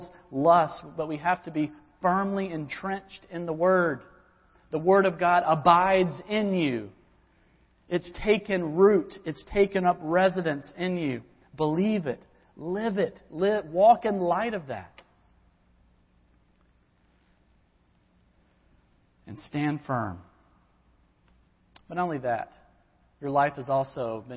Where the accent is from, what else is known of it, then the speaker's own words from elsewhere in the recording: Georgia, United States; now in Lynchburg, United States; my home where I grew up in Georgia